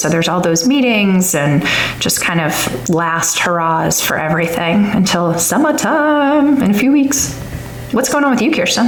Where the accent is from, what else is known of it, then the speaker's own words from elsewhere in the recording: Long Island, New York, United States; also born or lived in Washington, District of Columbia, United States / East Coast; now in Alabama, United States; I grew up in Long Island, New York, but we've lived, my husband and I have lived all over the East Coast